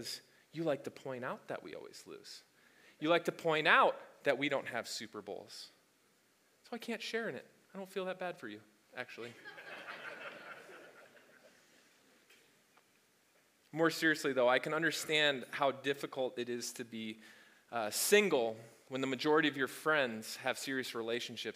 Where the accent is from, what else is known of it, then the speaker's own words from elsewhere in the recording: the South, United States; as we say in the South